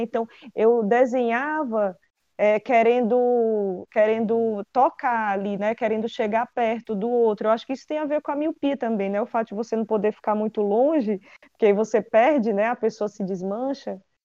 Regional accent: Quixadá, Ceará, Brazil; Eu nasci em Quixadá

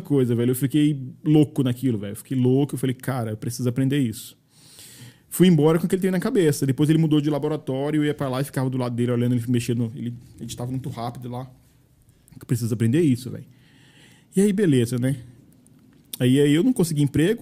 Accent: Maranhão, Brazil; moved away as an adult; now in Caldas Novas, Brazil; Eu sou maranhense

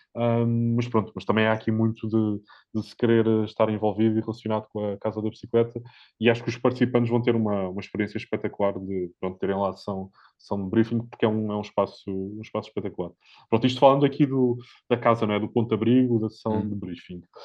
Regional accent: Centro, Portugal; eu sou, sou mais do centro, do centro de Portugal, não sou, não sou do norte de Portugal

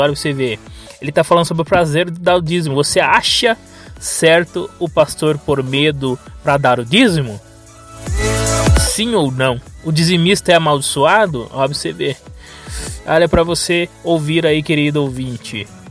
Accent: Brazil

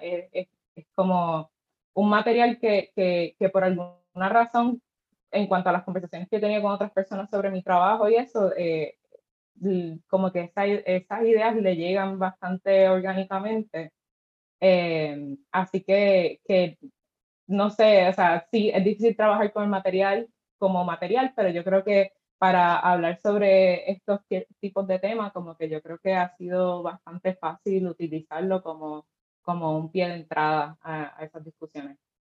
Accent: Cabo Rojo, Puerto Rico; yo soy de Cabo Rojo, así que pues obviamente creciendo a la playa

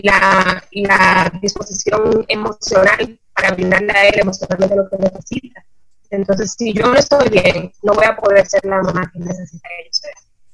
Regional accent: Dominican Republic; moved away as an adult; now in Costa Rica; yo soy dominicana, me mudé a Costa Rica hace aproximadamente año y medio

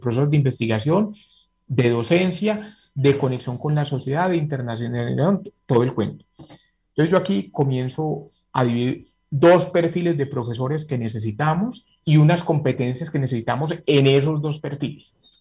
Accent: Medellín, Antioquia, Colombia; moved away as an adult; yo soy egresado del Colegio San Ignacio, fui muchos años seleccionante antioquia de básquet

